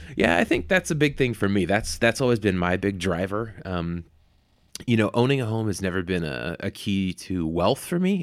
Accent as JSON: {"language": "English", "area": "the Bay Area", "region": "California", "country": "United States", "tie": "born or raised there", "also_born_or_lived": "Los Angeles", "said": "I grew up in the Bay"}